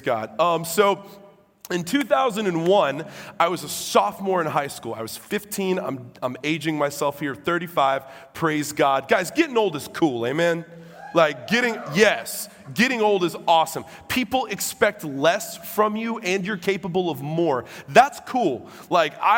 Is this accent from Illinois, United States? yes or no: yes; Illinois, United States; I'm from Illinois